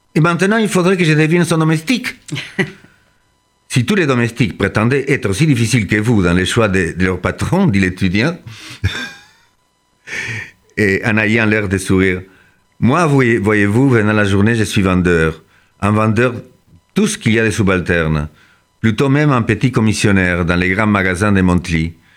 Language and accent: French; Argentina; now in France; je suis né en Argentine